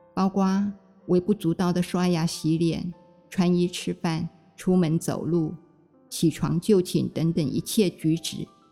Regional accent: Taipei, Taiwan; moved away as an adult; now in Ruisui, Hualien, Taiwan; 小的时候住在台北大屯山的脚下。在农村

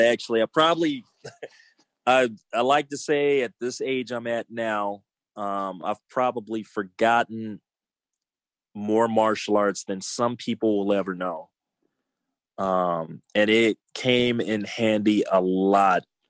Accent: Los Angeles, California, United States; I grew up in South Central LA and I saw a lot growing up there

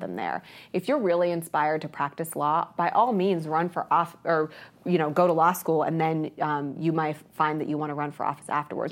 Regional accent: Ohio, United States; also born or lived in Columbus, Ohio / Lorain County, Ohio / Licking County, Ohio; I grew up in two places. My mom and dad divorced when I was little. I was born in Columbus, but, uh, my dad moved to Lorain County. My mom moved to Licking County

